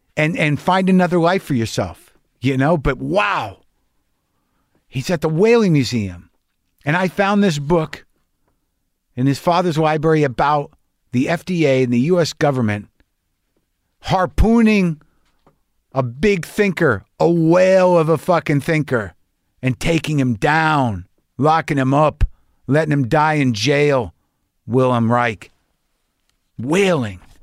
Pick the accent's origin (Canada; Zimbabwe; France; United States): United States; New Mexico; I was brought up conservative Jew in New Mexico.